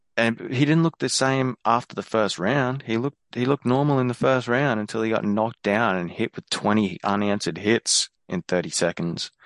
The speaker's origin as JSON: {"language": "English", "country": "Australia", "said": "as an Aussie"}